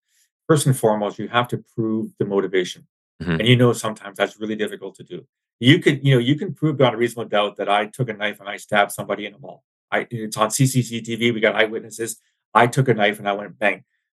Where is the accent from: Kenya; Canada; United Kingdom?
Canada; London, Ontario; my hometown of London